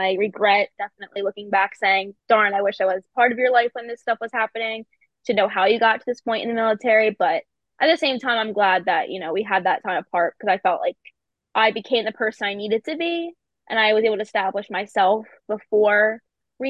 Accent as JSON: {"language": "English", "town": "Philadelphia", "region": "Pennsylvania", "country": "United States", "moved": "as an adult", "lives_now": "Sumter, United States", "said": "I am originally from Philadelphia, Pennsylvania"}